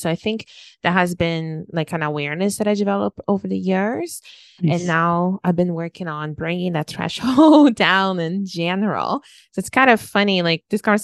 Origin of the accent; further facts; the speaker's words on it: Brazil; moved away as an adult; I moved away from Brazil when I was 21